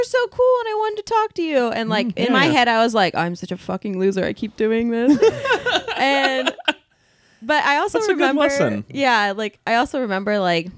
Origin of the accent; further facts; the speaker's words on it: Portland, Oregon, United States; I grew up in Southwest Portland, and I just go to the Wilson Pool